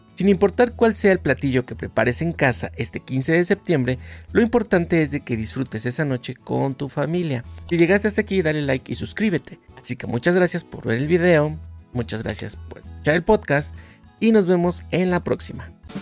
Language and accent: Spanish; Mexico; la mayoría de nosotros como mexicanos conocemos